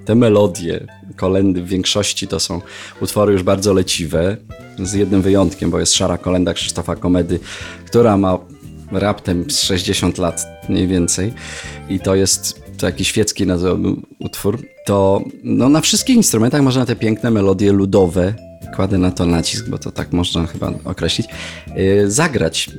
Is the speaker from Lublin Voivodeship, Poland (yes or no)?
no; Jelenia Góra, Lower Silesian Voivodeship, Poland; z moim przyjacielem, z którym się znam od siódmego roku życia z Jeleni Góry, naszej rodzinnej